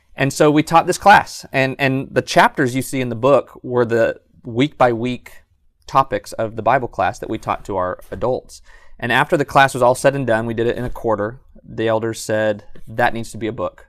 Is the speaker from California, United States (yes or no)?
yes; Southern California, United States; moved away as an adult; also born or lived in San Jose, California; now in Athens, Alabama, United States; I grew up in Southern California and was preaching actually in Northern California, San Jose area